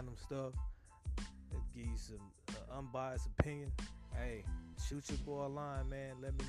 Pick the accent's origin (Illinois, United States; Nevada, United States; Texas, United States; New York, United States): Texas, United States; Houston; now in Tacoma, United States; Shout out to my home state, H-Town, Texas